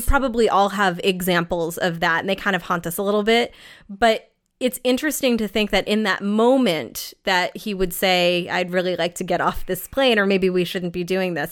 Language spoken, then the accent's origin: English; New England, United States; I am from New England